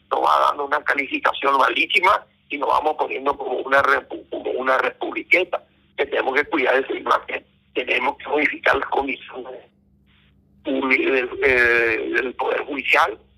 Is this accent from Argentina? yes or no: no; Paraguay; acá en el Paraguay